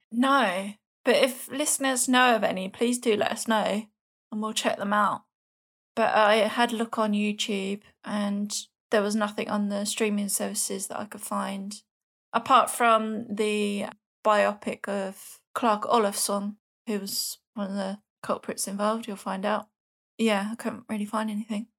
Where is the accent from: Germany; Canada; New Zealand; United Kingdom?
United Kingdom; London; accent: Cockney; my Swedish Cockney accent